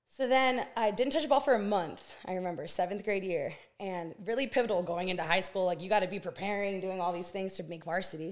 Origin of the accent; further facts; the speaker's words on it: Santa Barbara, California, United States; born and raised in Santa Barbara, California.